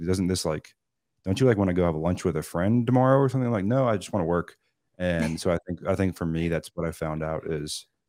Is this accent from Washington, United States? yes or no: yes; Seattle, Washington, United States; I'm not a Southern California kid. I'm from Seattle.